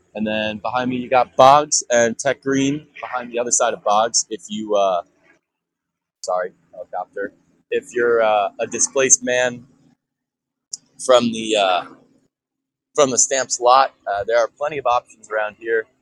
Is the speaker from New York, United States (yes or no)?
no; Chicago, Illinois, United States; moved away; a formerly Chicago boy